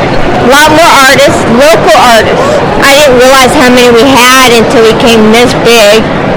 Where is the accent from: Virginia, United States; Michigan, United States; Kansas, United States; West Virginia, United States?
Kansas, United States; Ottawa; We are from Ottawa, Kansas, and we have came to these cons for 20 years now.